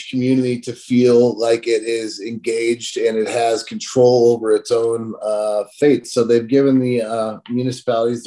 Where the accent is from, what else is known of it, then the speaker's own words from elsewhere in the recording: Colorado, United States; Colorado, which I'm still in love with and will always be my hometown and home state